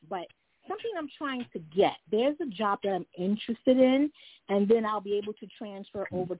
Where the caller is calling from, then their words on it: New York City, New York, United States; I am calling from New York City.